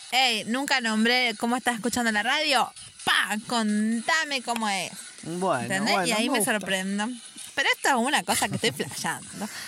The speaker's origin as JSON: {"language": "Spanish", "town": "Don Bosco", "region": "Buenos Aires Province", "country": "Argentina", "moved": "yes", "lives_now": "Tasmania, Australia", "said": "De Argentina, de Don Bosco"}